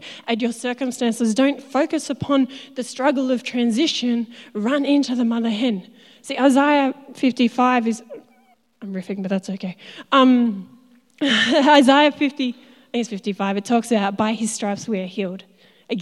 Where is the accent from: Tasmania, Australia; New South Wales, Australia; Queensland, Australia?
Tasmania, Australia; moved away as an adult; I'm from Tassie originally